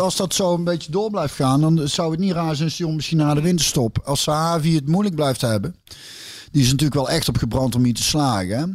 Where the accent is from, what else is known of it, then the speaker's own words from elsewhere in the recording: Hintham, North Brabant, Netherlands; Ik kom uit Hintum, Hintem, Hintem-Zuid. Dat is tussen de Bos en Rosmel